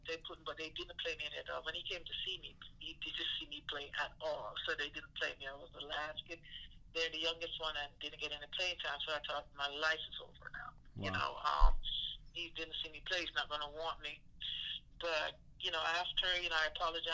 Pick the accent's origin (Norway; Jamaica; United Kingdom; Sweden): Jamaica; moved away; also born or lived in Seattle; growing up in Jamaica, you don't really have warm clothes.